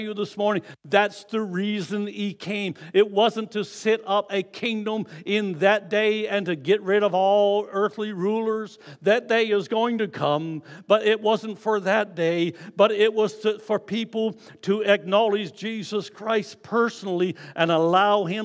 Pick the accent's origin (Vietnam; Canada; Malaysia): Canada; Newfoundland and Labrador; I'm a newfie